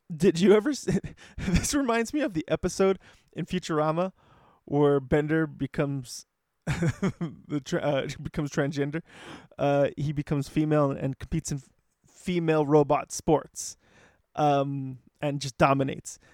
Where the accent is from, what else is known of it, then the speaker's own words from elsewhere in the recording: Los Angeles, California, United States; being from L